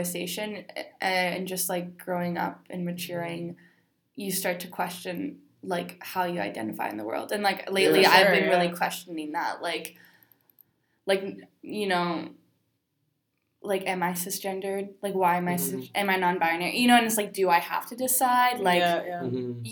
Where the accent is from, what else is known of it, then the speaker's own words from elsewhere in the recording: Winnipeg, Manitoba, Canada; now in Toronto, Canada; I am from Winnipeg.